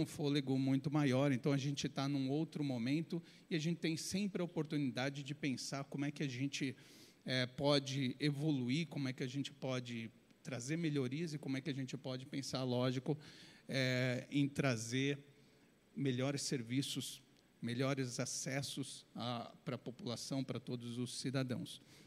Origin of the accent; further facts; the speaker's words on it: Brazil; a gente, como brasileiro